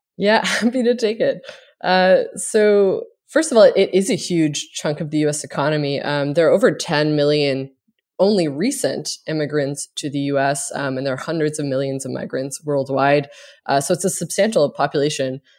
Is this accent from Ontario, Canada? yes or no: no; Cape Breton, Nova Scotia, Canada; now in United States; I am from a small island in Nova Scotia called Cape Breton